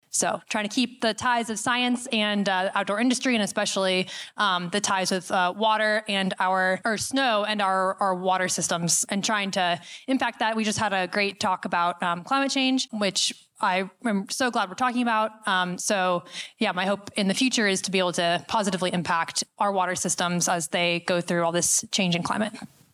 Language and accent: English; Washington, United States; I'm from Washington, got started skiing at White Pass as my home mountain.